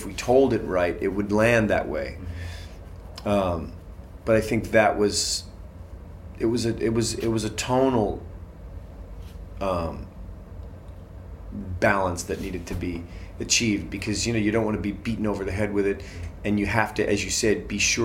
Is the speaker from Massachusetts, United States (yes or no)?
yes; Boston, Massachusetts, United States; I grew up in Boston Irish Catholic